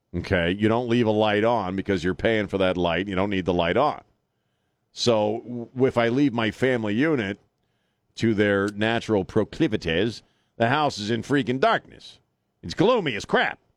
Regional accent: United States; now in San Antonio, United States; I grew up on Chesapeake Bay

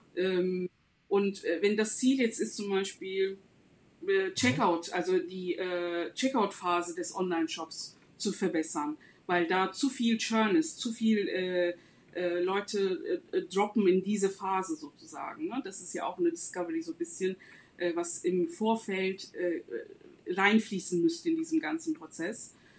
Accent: Istanbul, Turkey; moved away as an adult; now in Germany; ich komme aus Istanbul, ähm, lebe seit 15 Jahren in Deutschland.

